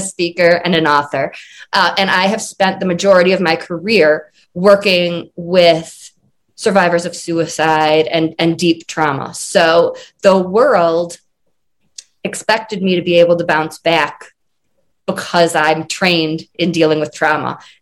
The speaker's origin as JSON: {"language": "English", "region": "Michigan", "country": "United States", "moved": "as an adult", "lives_now": "Colorado, United States", "said": "I'm originally from Michigan, and now I live in Colorado."}